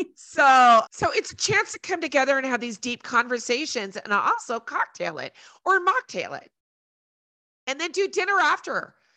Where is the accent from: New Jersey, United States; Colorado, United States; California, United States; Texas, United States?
Colorado, United States; Colorado Springs; I'm from Colorado Springs